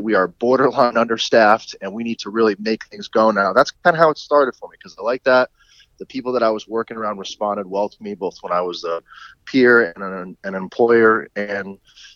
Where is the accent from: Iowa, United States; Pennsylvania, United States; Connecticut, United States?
Connecticut, United States; I grew up in Connecticut